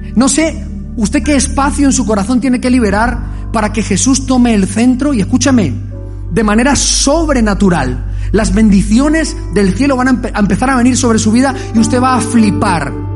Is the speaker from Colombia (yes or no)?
yes; Colombia; moved away; Wilson sabe dónde vengo yo, conoce mi pueblo. Es un pueblo de guerrilla, es un pueblo de violencia, allí en Colombia.